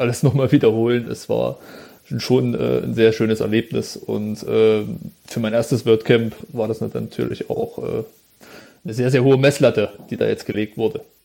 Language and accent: German; Jena, Thuringia, Germany; Ich komme aus Thüringen, aus Jena